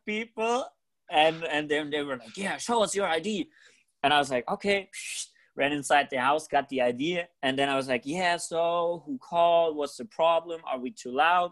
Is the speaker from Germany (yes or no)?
yes; Germany; in germany we're not used to having parties like